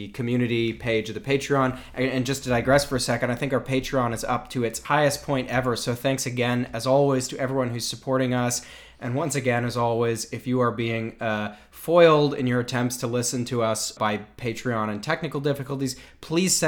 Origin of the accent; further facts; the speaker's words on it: Canada; As a Canadian who writes, you know, in other countries